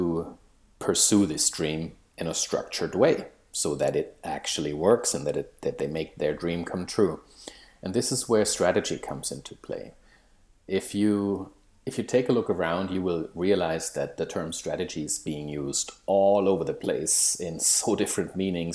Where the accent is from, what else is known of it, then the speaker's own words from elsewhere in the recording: Germany; moved away as an adult; now in Maple Ridge, Canada; I live in Canada. Originally, I'm from Germany